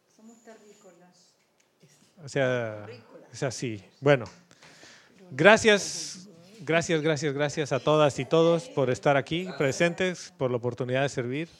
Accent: Bolivia; moved away as an adult; yo cuando salí de Bolivia hace 11 años pensé que iba a volver en uno y llevo 11 fuera

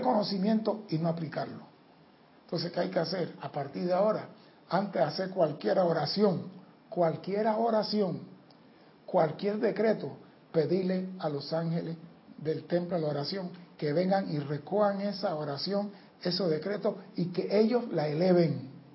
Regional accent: Panama; yo soy panameño.

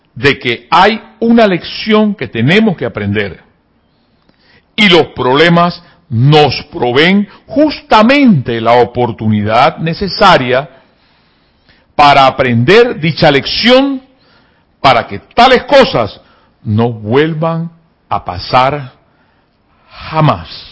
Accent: Panama; me dio dolor como panameño

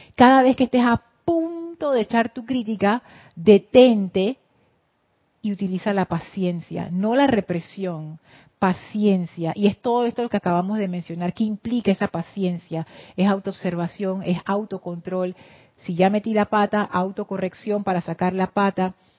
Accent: Panama; accent: Panamanian English

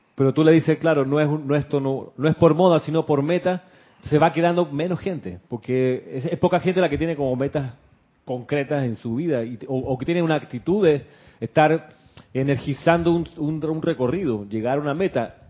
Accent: Panama; accent: Panamanian; éramos acá nosotros con acento panameño

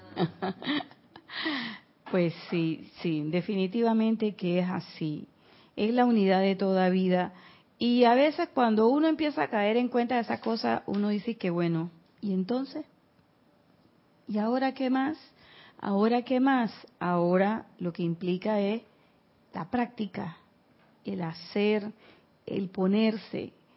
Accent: Panama; yo soy de pueblo

